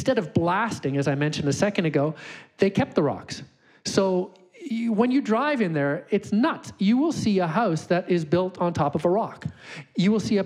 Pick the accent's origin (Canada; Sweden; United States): Canada; Calgary, Alberta; I'm from Calgary